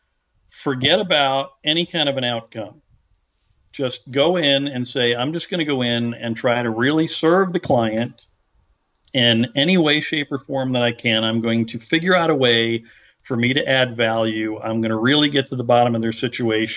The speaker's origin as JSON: {"language": "English", "town": "Derrick City", "region": "Pennsylvania", "country": "United States", "tie": "born or raised there", "said": "I grew up in Derrick City"}